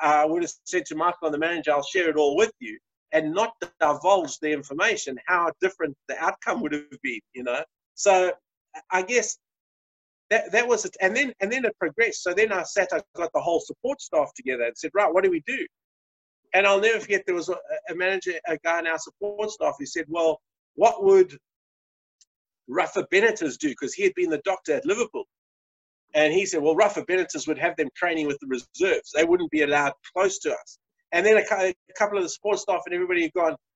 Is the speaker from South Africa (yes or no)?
yes; South Africa; As a South African